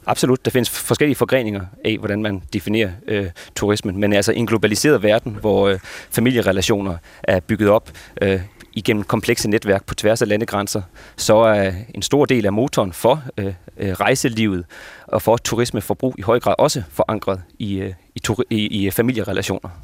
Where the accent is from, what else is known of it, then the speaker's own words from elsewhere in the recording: Esbjerg, Southern Denmark, Denmark; now in Copenhagen, Denmark; jeg jo migreret jyde, der bor i København, så øh, ja. en del af mine småture i løbet af året går jo tilbage til min familie fra, fra Esbjerg